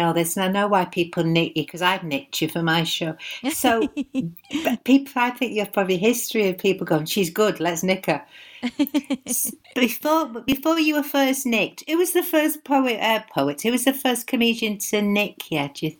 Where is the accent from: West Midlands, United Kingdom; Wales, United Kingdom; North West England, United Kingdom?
North West England, United Kingdom; Stockport; Of course, I'm originally from Stockport, twinned with King's Heath, and I like it raining.